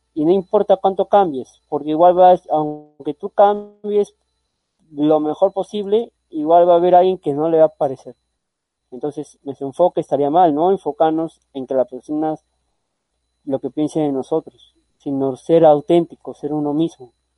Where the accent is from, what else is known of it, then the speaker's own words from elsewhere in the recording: Peru; yo soy peruano